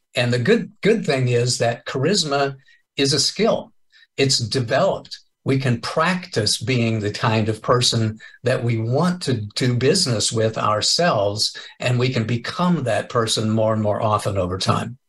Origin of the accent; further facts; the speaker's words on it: Kansas, United States; moved away as an adult; also born or lived in Enid, Oklahoma; now in California, United States; I was born and raised in Kansas. I moved to California 12 years ago